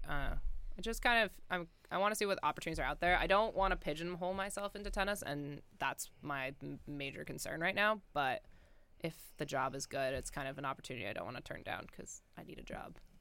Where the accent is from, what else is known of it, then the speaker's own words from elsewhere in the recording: Colorado, United States; moved away as an adult; now in Athens, Ohio, United States; growing up in Colorado